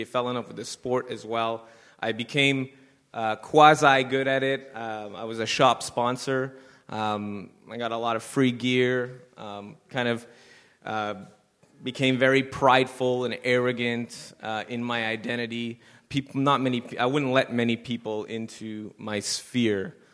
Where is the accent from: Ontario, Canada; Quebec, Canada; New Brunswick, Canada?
Quebec, Canada; Montreal; I moved myself away from the West Island.